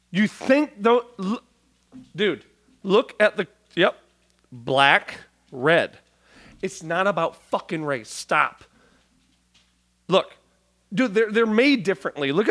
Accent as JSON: {"language": "English", "town": "Milan", "region": "Lombardy", "country": "Italy", "tie": "born or raised there", "said": "I did like a helicopter tour out where we grew up in Milan"}